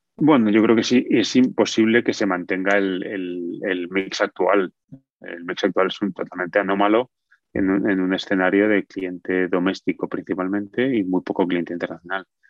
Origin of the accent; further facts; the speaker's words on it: Spain; now in United States; Yo soy nacionalista español, o sea, tengo nacionalidad española